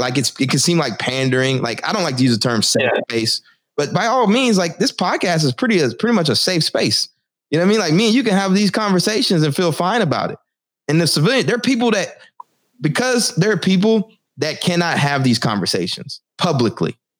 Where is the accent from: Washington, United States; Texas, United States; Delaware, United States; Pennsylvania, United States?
Texas, United States; now in Newark, United States; I'm from Texas. I live in Newark now